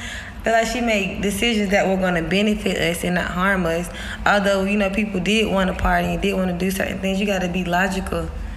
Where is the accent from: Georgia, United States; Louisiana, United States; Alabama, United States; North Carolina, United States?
Georgia, United States; Atlanta; I'm from Atlanta